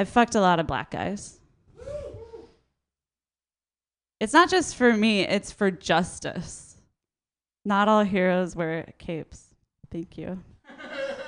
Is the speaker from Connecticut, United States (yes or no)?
no; Minnesota, United States; moved away as an adult; now in Oakland, United States; I'm from Minnesota and I moved to Oakland a few years ago.